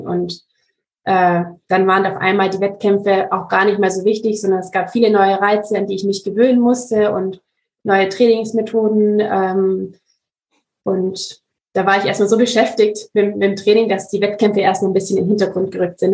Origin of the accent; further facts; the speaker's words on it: Ravensburg, Baden-Württemberg, Germany; ich bin aus Ravensburg, aus Süddeutschland